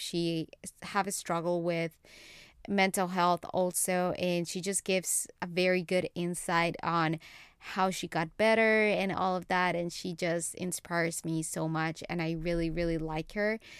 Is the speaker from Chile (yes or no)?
no; Colombia; English is a second language; now in United States; I learned English when I was in Colombia, when I was a little kid, when I was four years old.